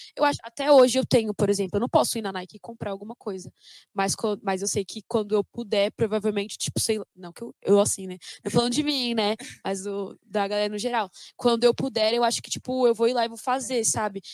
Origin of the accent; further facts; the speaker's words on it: São Paulo, Brazil; eu sou nascida e criada no Capão Redondo